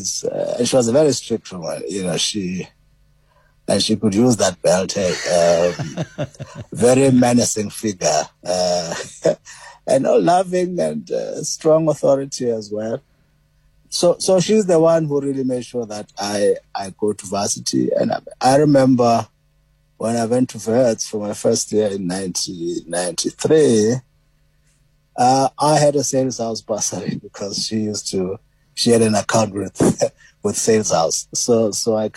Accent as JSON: {"language": "English", "town": "Port Elizabeth", "region": "Eastern Cape", "country": "South Africa", "tie": "born or raised there", "said": "Well, I grew up in PE, actually, in Zwide. Born in New Brighton, grew up in Zwide, PE."}